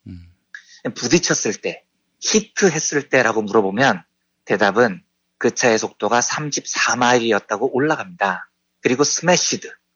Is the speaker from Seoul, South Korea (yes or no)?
yes; Seoul, South Korea; also born or lived in Yeongnam; 평생 자란 곳이 서울 강남구 역삼동이에요. 저는 서울 사람입니다